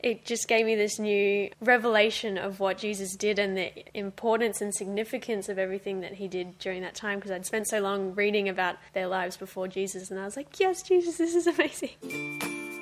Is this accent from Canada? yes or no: no; Gold Coast, Queensland, Australia; we grew up here on the Gold Coast.